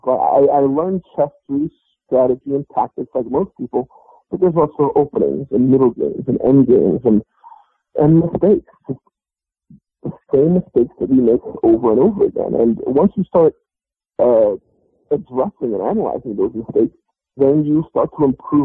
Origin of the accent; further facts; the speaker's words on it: New York City, New York, United States; I grew up in Brooklyn, and I grew up playing chess in the park